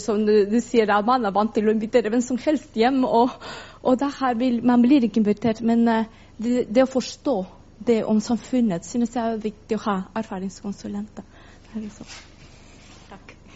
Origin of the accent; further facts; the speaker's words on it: Chile; Norwegian is a second language; now in Norway; Jeg kommer fra Chile